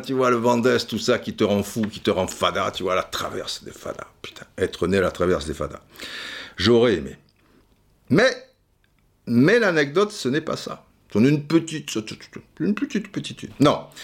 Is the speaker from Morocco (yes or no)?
no; Cannes, Provence-Alpes-Côte d'Azur, France; also born or lived in Brazzaville, Republic of the Congo; petit canois, tu vois, j'ai jamais sorti de mon trou, euh, truc. Enfin, j'étais déjà sorti de mon trou, puisque je suis né à Brazzaville et j'atterris à Cannes